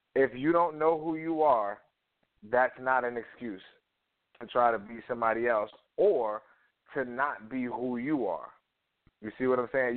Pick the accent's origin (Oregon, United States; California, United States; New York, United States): New York, United States; New York City; I grew up in Harlem